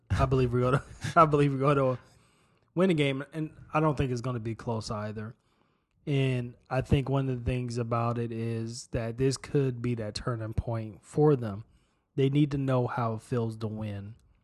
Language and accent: English; Midwest, United States; I'm from the Midwest. I'm sorry.